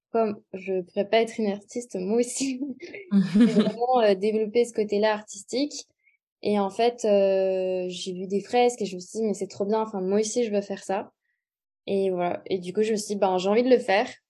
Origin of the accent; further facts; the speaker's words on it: Montpellier, Occitania, France; je suis originaire de Montpellier